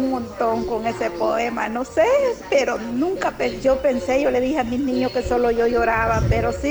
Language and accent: Spanish; Polorós, La Unión, El Salvador; Son de mi pueblo, de Polorón.